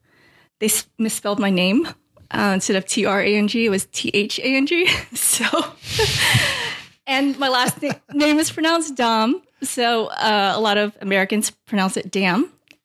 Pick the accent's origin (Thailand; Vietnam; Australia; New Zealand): Vietnam; born there; I was born in Vietnam. Like a lot of Vietnamese immigrants at the time, it was right after Saigon fell to the communists.